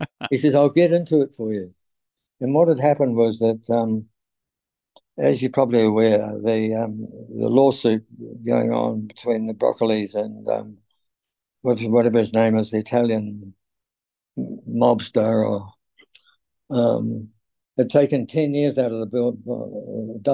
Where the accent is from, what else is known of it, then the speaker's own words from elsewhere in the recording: New Zealand; Roger Donaldson was one of my compatriots. another New Zealand director